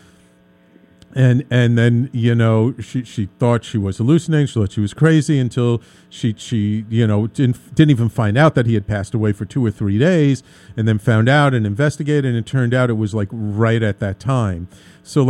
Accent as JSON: {"language": "English", "town": "New York City", "region": "New York", "country": "United States", "tie": "born or raised there", "said": "me growing up as a nice Jewish boy in the Bronx"}